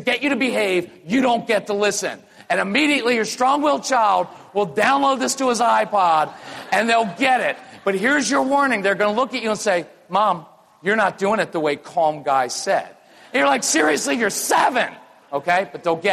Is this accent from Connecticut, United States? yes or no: no; North Carolina, United States; we're from North Carolina. I live in Wilmington now. We're North Carolinians.